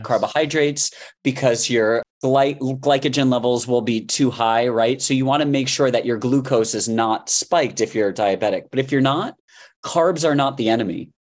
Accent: Miami, Florida, United States; I grew up in Miami

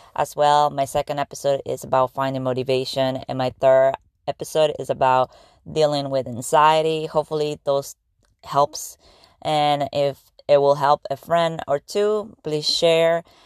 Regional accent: Argentina; English is a second language; now in United States; I am from Argentina, and I was coming to the United States about fifteen years ago

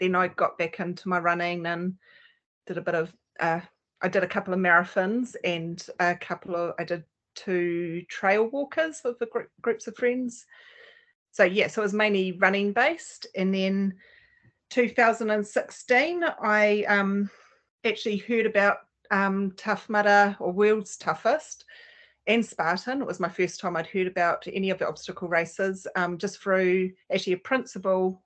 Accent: Auckland, New Zealand; now in Helensville, New Zealand; I'm a Kiwi girl and grew up in West Auckland

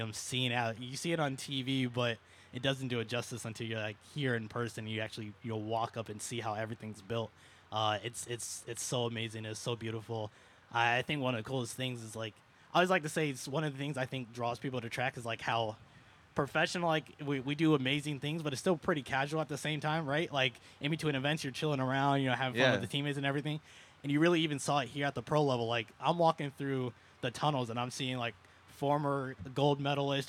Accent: Toledo, Ohio, United States; moved away as an adult; also born or lived in Detroit; now in Chicago, United States; Originally from Ohio

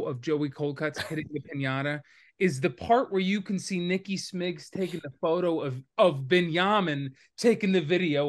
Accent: New Jersey, United States; I grew up in Jersey, but it's very different than North Jersey. That's almost a different state.

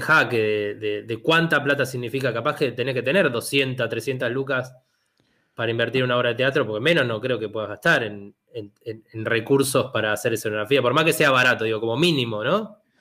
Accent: Argentina; soy argentino o soy a lo sumo un italiano

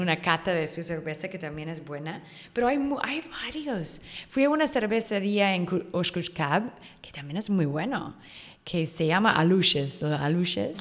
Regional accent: Chico, California, United States; moved away as an adult; now in Yucatán, Mexico; Yo soy de California, norte de California

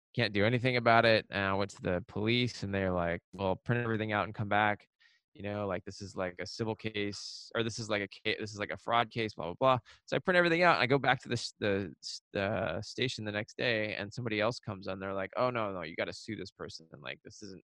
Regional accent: Seattle, Washington, United States; the place that I grew up in in Seattle on the suburbs

